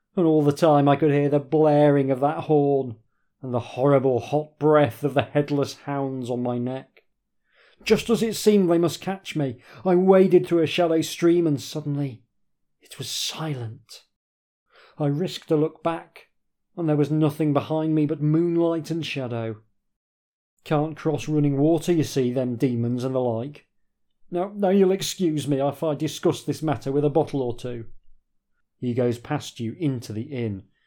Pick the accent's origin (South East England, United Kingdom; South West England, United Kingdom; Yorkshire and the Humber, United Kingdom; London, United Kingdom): Yorkshire and the Humber, United Kingdom; I grew up in Yorkshire.